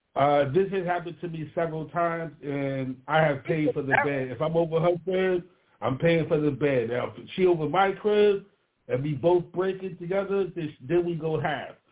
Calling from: Baltimore, Maryland, United States; I'm calling from Baltimore, Maryland, East Side Zone 18

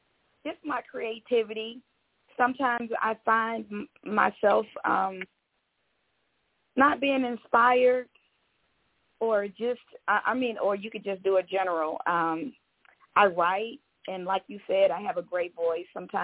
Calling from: Tucker, Georgia, United States; I'm calling from Tucker, Georgia.

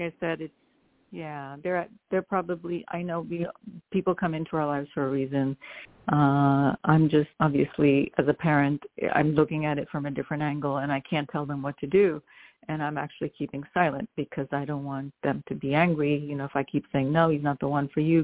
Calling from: New York, United States; calling from New, New York.

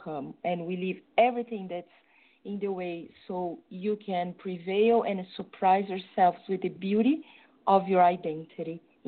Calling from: São Paulo, Brazil; From São Paulo in Brazil.

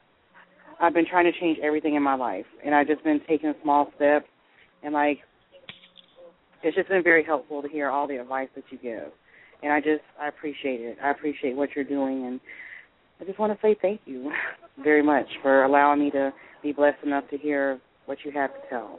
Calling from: Tallahassee, Florida, United States; I'm calling from Tallahassee, Florida.

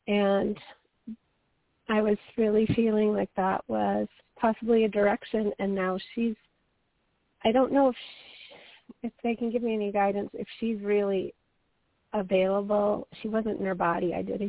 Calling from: Colorado, United States; from Colorado.

